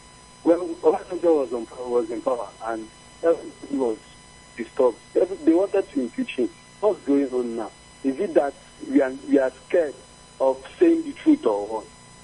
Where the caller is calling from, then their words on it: Enugu, Enugu State, Nigeria; I'm calling from Enugu.